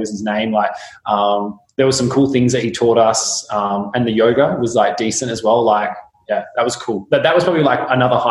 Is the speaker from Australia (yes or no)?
yes; Kalgoorlie, Western Australia, Australia; now in Perth, Australia; I grew up in Kalgoorlie, so it's, you know, in WA, so I'm currently in Perth